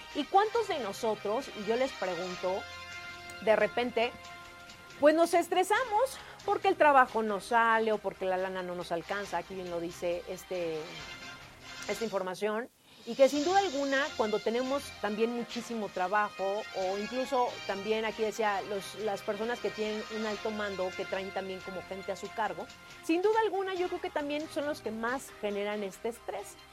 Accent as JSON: {"language": "Spanish", "country": "Mexico", "said": "como buen mexicano"}